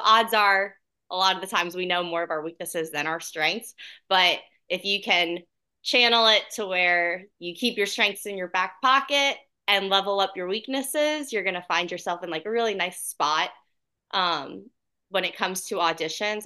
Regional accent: Point Pleasant Beach, New Jersey, United States; also born or lived in Orlando, Florida; now in Atlanta, United States; I'm originally from a really small town, um, in New Jersey called Point Pleasant Beach. Uh, so it's on the shore, and I grew up also in Orlando, Florida

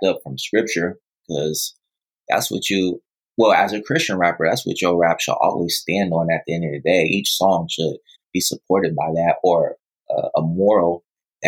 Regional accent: Pittsburg, California, United States; also born or lived in Oakland, California; I grew up in Pittsburgh, California

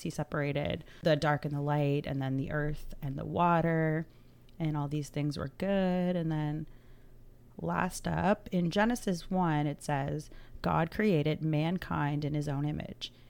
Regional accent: Atlantic Canada, Canada; we're from Atlanta, Canada

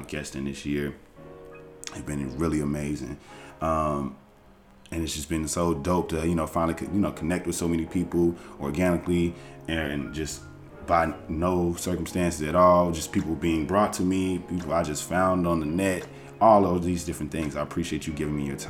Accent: United States; I'm American as hell

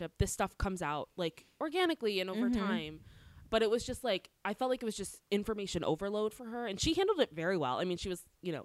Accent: DC, East Coast, United States; now in Los Angeles, United States; I come from the East Coast. Near DC

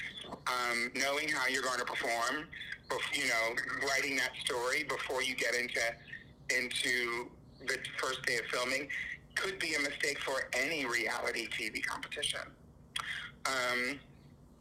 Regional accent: New York City, New York, United States; I'm from New York

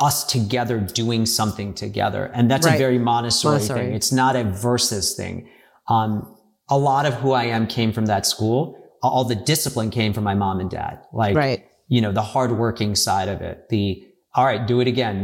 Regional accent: Maryland, United States; moved away as an adult; also born or lived in Washington, D.C.; I grew up in Maryland, right outside of D.C.

